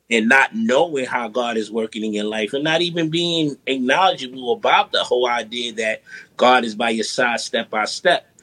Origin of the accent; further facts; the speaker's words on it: New York City, New York, United States; born and raised in Brooklyn, yeah. Brownsville